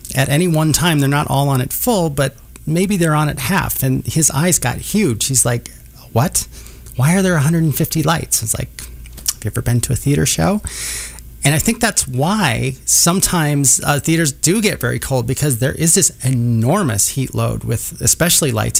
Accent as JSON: {"language": "English", "region": "Minnesota", "country": "United States", "tie": "born or raised there", "moved": "yes", "lives_now": "Kansas City, United States", "said": "I grew up in Minnesota"}